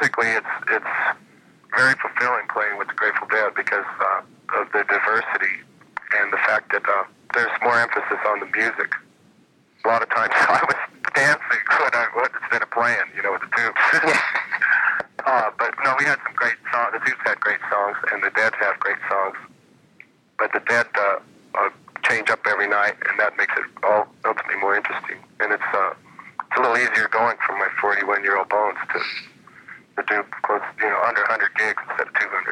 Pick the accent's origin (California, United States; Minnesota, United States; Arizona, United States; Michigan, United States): Arizona, United States; Phoenix; I grew up in Phoenix